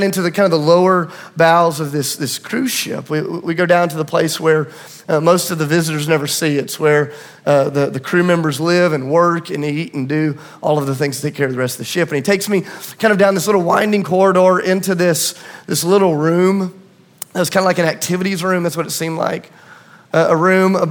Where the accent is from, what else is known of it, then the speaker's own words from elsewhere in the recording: Tennessee, United States; I'm from Tennessee